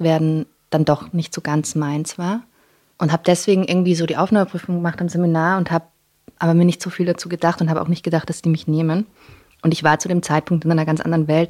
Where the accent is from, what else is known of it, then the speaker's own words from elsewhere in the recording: Vienna, Austria; first language English; dass ich in Wien geboren bin und aufgewachsen